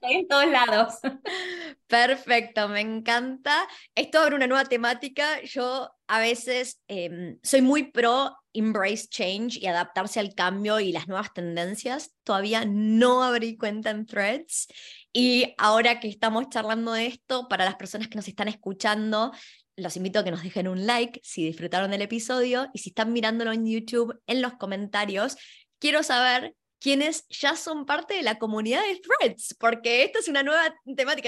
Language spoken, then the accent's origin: Spanish; Argentina; now in Australia; yo soy originalmente de Argentina